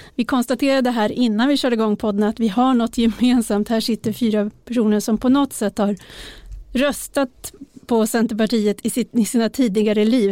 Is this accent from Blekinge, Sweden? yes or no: no; Uppsala, Uppsala County, Sweden; min hemstad Uppsala